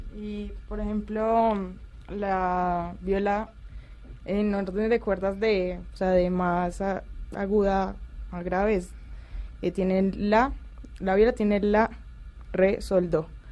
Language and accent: Spanish; Pereira, Risaralda, Colombia; also born or lived in Cali; Yo nací en Cali, pero me crié en Pereira. A los, pues empecé a vivir allí a los seis años